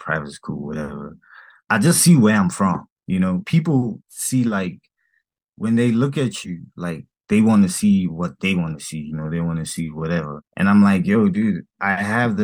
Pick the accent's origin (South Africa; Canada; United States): South Africa; Soweto, Gauteng; I'm from Soweto